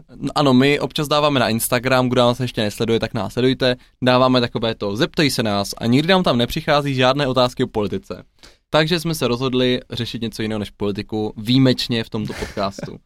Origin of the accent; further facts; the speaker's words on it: Ladná, South Moravian Region, Czechia; also born or lived in Brno / Olomouc; k nám na Jižní Moravu do Ladné